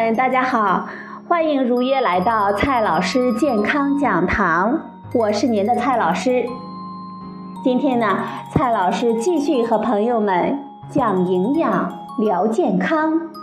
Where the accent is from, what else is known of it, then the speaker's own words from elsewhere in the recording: China; 我们中国人